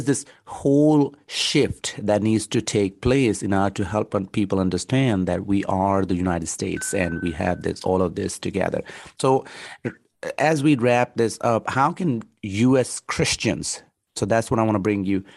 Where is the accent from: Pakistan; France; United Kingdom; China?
Pakistan; moved away; I was born and raised in Pakistan. So my humor is Pakistani humor